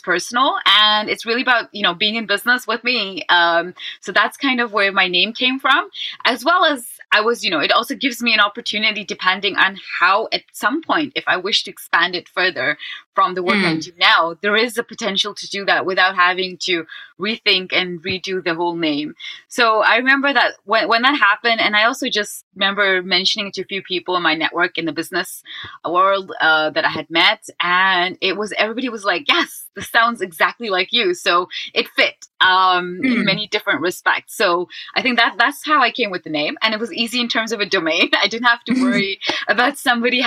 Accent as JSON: {"language": "English", "town": "Amsterdam", "region": "North Holland", "country": "Netherlands", "said": "I'm from Amsterdam, the Netherlands"}